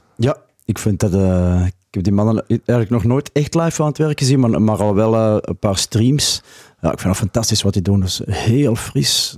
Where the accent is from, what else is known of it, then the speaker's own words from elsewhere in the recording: Antwerp province, Flanders, Belgium; moved away as an adult; now in Ghent, Belgium; ik ben eigenlijk van het Antwerpse. Maar ik woon al meer dan 30 jaar in Gent